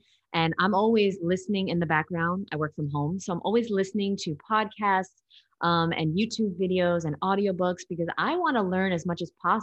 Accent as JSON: {"language": "English", "region": "New York", "country": "United States", "said": "I'm from New York"}